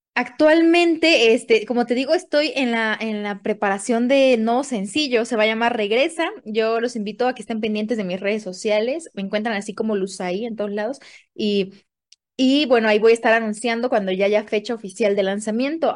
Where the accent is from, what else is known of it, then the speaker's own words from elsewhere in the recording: Tapachula, Chiapas, Mexico; moved away as an adult; also born or lived in Oaxaca; now in Mexico City, Mexico; soy originaria de Chiapas, de Tapachula, para ser exactos.